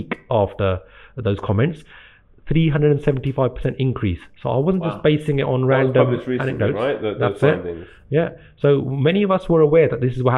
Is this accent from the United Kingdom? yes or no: yes; Gravesend, South East England, United Kingdom; also born or lived in India / Slough; I'm born and brought up in Britain.